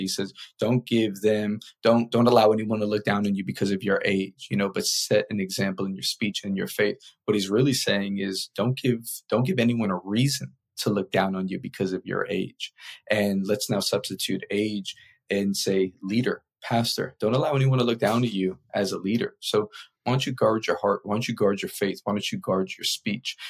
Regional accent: New York City, New York, United States; someone born and raised in New York

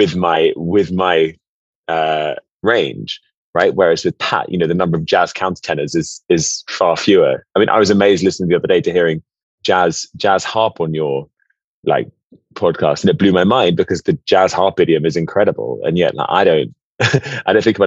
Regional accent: London, United Kingdom; I grew up in London

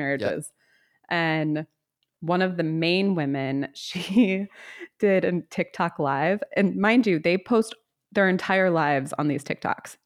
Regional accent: the South, United States; I am from the South

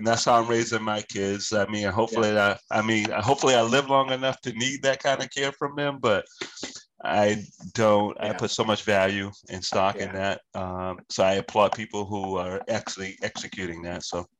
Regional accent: Virginia, United States; moved away; because I'm from Virginia. I have 10 siblings and eight of which are brothers and two sisters.

